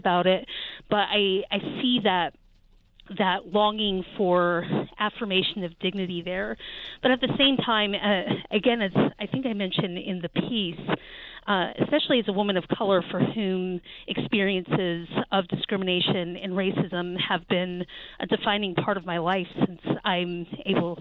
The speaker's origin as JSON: {"language": "English", "town": "Charlottesville", "region": "Virginia", "country": "United States", "tie": "born or raised there", "said": "my hometown in Charlottesville, Virginia"}